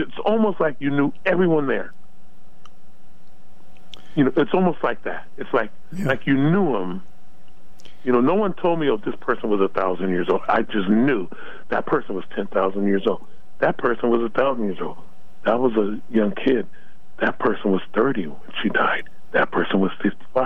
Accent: Los Angeles, California, United States; I was born and raised in Los Angeles.

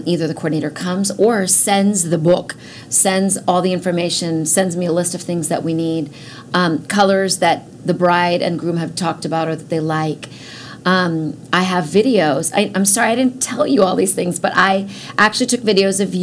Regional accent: India; I'm Indian

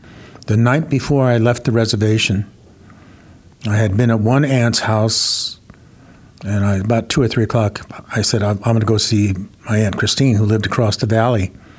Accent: United States; And I was an Indian. I am an Indian.

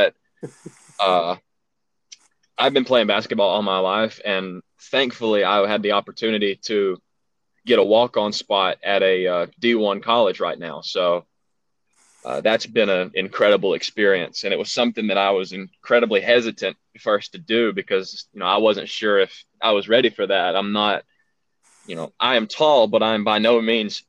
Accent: Alabama, United States; accent: southern; I've been living in Alabama all my life

